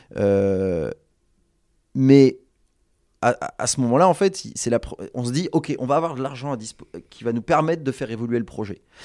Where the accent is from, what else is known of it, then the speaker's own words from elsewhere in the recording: Bordeaux, Nouvelle-Aquitaine, France; on est bordelais